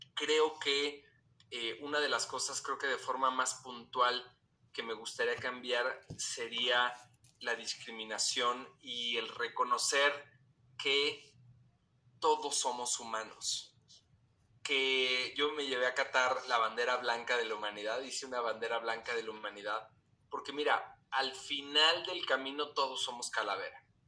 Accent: Mexico; así somos los mexicanos

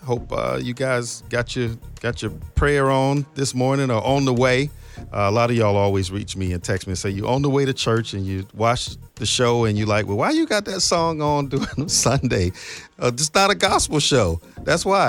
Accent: Palm Beach County, Florida, United States; I'm from Palm Beach County

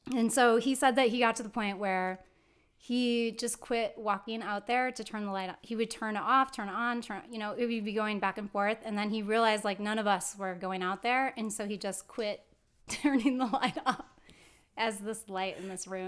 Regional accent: Rockford, Illinois, United States; now in California, United States; I was born and raised here in Rockford, Illinois. But I now live in California, so I've transplanted

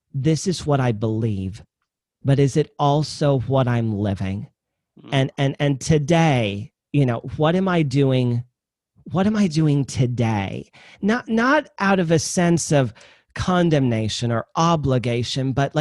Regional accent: Midwest, United States; I'm from the Midwest. I kind of talk slow

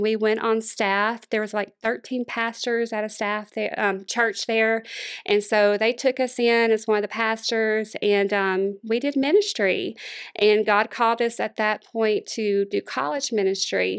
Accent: Monroe, Louisiana, United States; now in Houston, United States; born and raised in Monroe, Louisiana

